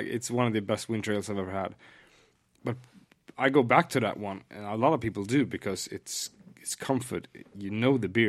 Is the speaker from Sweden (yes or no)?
yes; Sunne, Värmland, Sweden; moved away; It's my hometown.